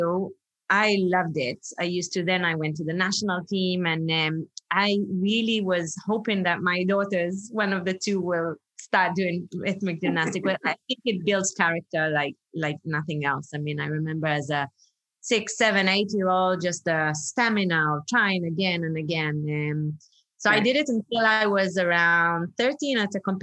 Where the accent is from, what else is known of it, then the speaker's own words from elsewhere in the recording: Israel; moved away as an adult; now in Singapore; I'm originally from Israel. I always joke that I'm made in England, born in Israel, because literally my parents are British